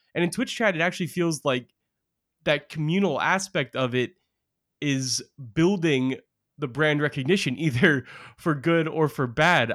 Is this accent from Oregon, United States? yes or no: yes; Portland, Oregon, United States; I grew up in Portland, Oregon